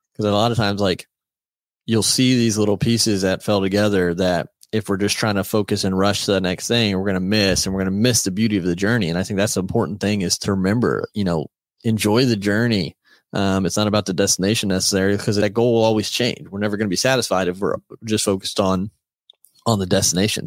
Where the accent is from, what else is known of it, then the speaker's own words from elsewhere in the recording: United States; We were from America